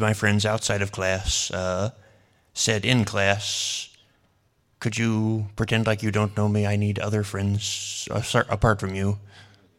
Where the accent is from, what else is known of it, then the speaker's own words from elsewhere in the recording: Boise, Idaho, United States; I was born here in Boise